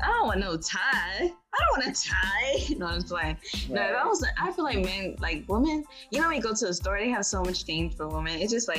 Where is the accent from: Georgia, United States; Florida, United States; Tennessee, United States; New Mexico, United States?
Florida, United States; Miami; I'm from Miami